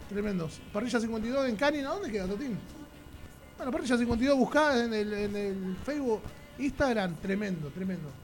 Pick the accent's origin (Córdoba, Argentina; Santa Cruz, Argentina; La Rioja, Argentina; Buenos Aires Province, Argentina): Buenos Aires Province, Argentina; Lomas de Zamora; somos de Loma de Zamora y cada vez que vamos a una provincia, a un canal, a un país, siempre decimos que venimos de la cultura de Loma de Zamora